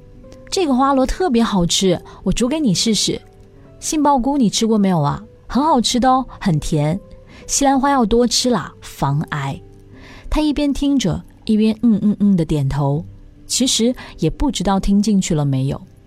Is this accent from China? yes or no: yes; China; now in Singapore; 老公，我是在中国长大的，吃了二十几年地沟油，如果不偶尔补充一下，身体要吃不消喽。